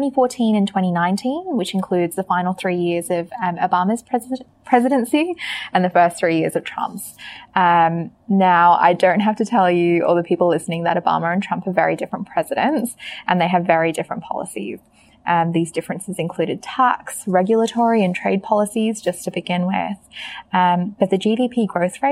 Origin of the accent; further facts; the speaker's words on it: Australia; the Aussie on this podcast